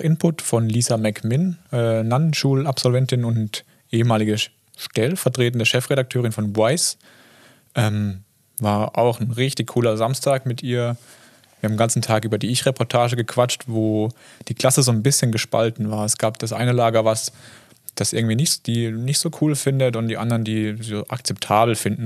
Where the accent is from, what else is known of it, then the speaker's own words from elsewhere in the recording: Kaiserstuhl, near Freiburg, Baden-Württemberg, Germany; accent: Alemannic; Ich bin in Freiburg geboren, tatsächlich im Krankenhaus. Ähm, aber aufgewachsen äh, in der Nähe am Kaiserstuhl, ist in der Weinbauregion an der französisch-deutschen Grenze